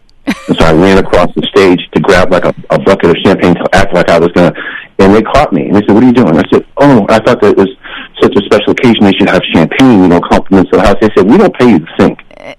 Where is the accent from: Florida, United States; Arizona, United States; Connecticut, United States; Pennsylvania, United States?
Connecticut, United States; Bridgeport; moved away; also born or lived in New York; I was actually born in Bridgeport, yeah, when I was and got a lot of my, you know, all my early schooling stuff done there in the same house. We've been there for 55 years.